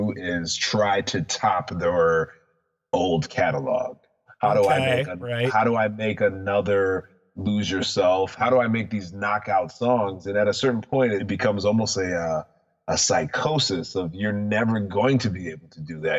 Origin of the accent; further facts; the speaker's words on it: Detroit, Michigan, United States; I'm from the Detroit area.